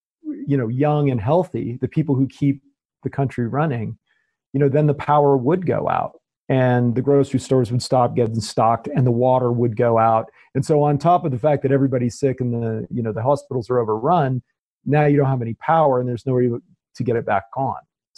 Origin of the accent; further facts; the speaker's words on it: Spain; now in United States; I mean, I come from Spain, right? And I mean, they were locked down.